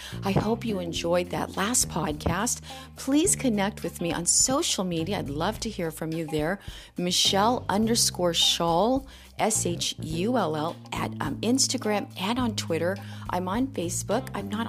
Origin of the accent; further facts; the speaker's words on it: Missouri, United States; I'm from Southern Missouri. I grew up eating biscuits and gravy.